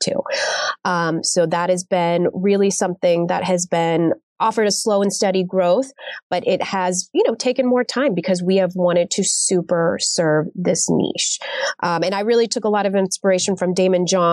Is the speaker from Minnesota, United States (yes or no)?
no; Texas, United States; moved away as an adult; also born or lived in Dallas / New York City; now in Miami, United States; growing up in Texas, I was always the only like brown girl